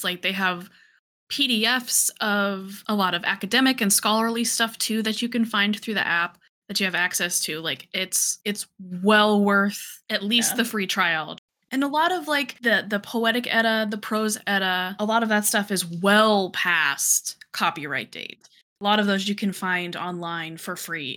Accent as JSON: {"language": "English", "country": "United States", "said": "I'm an American"}